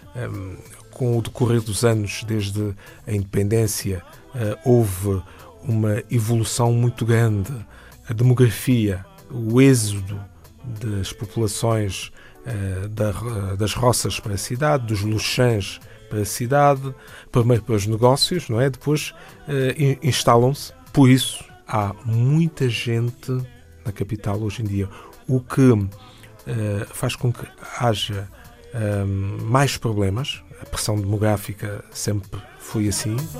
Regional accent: São Tomé, São Tomé & Príncipe; venho de São Tomé e nasci nas Ilhas Maravilhosas há mais de 50 anos

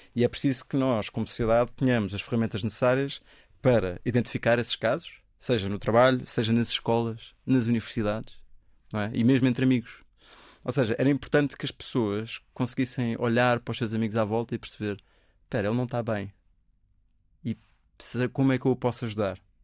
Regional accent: Portugal; ninguém assume que eu sou português

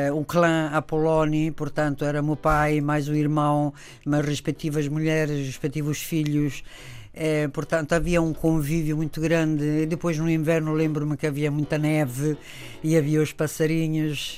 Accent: Italy; Portuguese is a second language; moved away as an adult; also born or lived in Spain; now in Portugal; eu vivi até aos 18 anos em Itália, portanto, as minhas raízes mais profunda, os meus pais

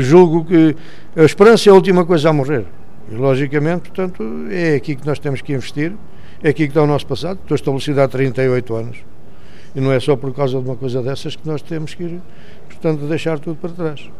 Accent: Lourinhã, Centro, Portugal; also born or lived in Lourenço Marques (Maputo), Mozambique; now in South Africa; Originalmente, portanto, sou natural da Lourinhã, uh, fui para a província, a antiga província moçambicana, e mais propriamente para a cidade de Lourenço Marques

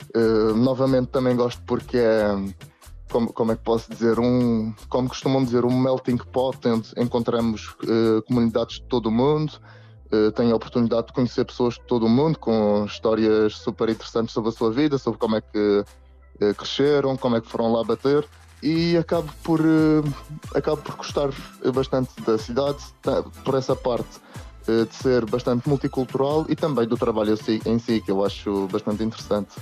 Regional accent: Camacha, Madeira, Portugal; moved away as an adult; now in Brussels, Belgium; sou originalmente da Camacha, na Madeira, mas agora encontro-me a trabalhar em Bruxelas

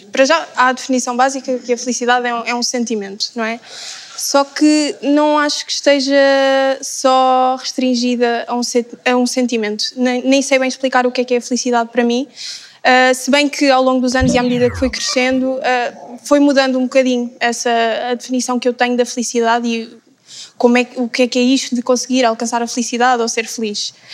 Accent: Algarve, Portugal; tenho 23 anos e sou do Algarve.

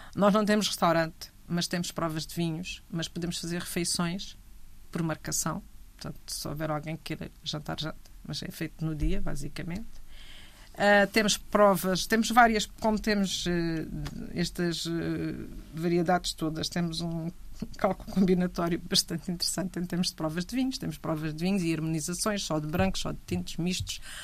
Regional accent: Grândola, Alentejo, Portugal

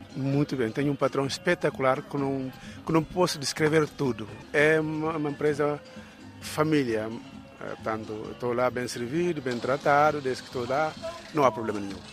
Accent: Guinea-Bissau; now in Coimbra, Portugal; sou luso-guineense

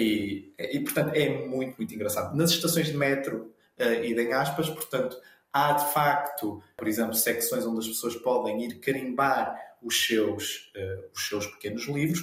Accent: Azores, Portugal; do arquipélago dos Açores, em homenagem à minha terra natal

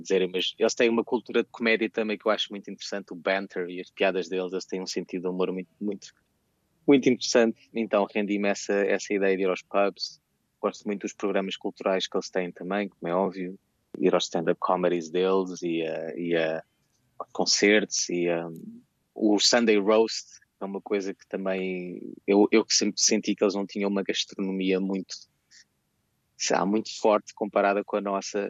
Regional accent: Lisbon, Portugal; moved away as an adult; now in London, United Kingdom; eu cresci em Lisboa

